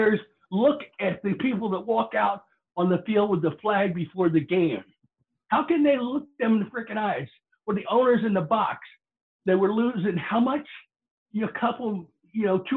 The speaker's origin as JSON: {"language": "English", "region": "Florida", "country": "United States", "tie": "born or raised there", "said": "growing up in Florida"}